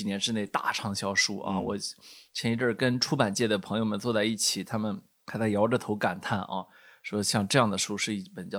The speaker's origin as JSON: {"language": "Chinese", "country": "China", "said": "呃，当然是我觉得是属于中呃我们中国人非常熟悉的一位呃美国学者了啊"}